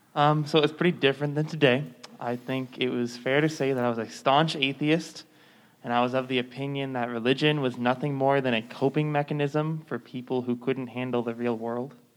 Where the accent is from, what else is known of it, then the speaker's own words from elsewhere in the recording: Thousand Oaks, California, United States; in November of 2018, there was a mass shooting in my hometown. It was the uh, borderline shooting